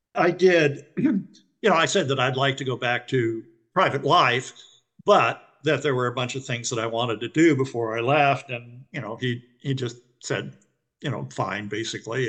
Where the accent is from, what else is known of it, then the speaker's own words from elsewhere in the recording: West Coast, United States; I come from the West Coast